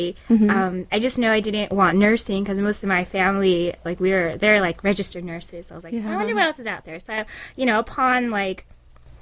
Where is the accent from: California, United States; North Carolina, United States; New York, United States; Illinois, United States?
California, United States; San Francisco; moved away as an adult; now in Ohio, United States; I was born and raised in the San Francisco area